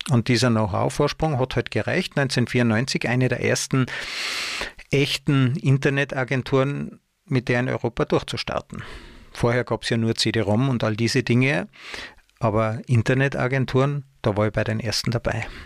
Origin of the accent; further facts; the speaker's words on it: Tyrol, Austria; also born or lived in Munich, Germany; habe ich einige Jahre versucht, mich in meiner Heimat Tirol ähm, als Angestellter zu bewerben.